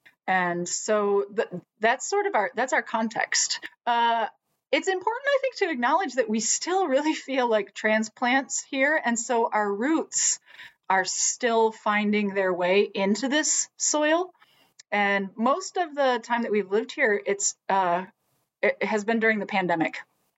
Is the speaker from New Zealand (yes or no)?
no; Michigan, United States; now in Minnesota, United States; I am a Midwesterner. I was born and raised in Michigan, and I speak fluent Lutheran